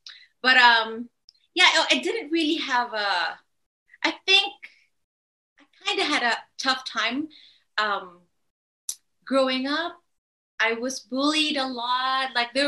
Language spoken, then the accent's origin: English; Philippines; Well, I grew up in a Catholic family. We weren't really religious.